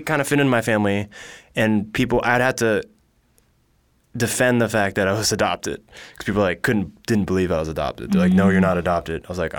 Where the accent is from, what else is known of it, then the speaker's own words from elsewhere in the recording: California, United States; also born or lived in Tokyo, Japan; I just told you I'm from California.